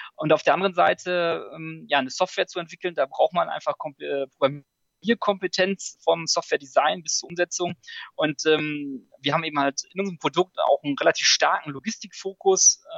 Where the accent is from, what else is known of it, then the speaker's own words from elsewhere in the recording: Münsterland, near Münster, North Rhine-Westphalia, Germany; ich bin auch im Münsterland groß geworden, äh, auf dem landwirtschaftlichen ähm, Hof sozusagen, vor den Toren von Münster.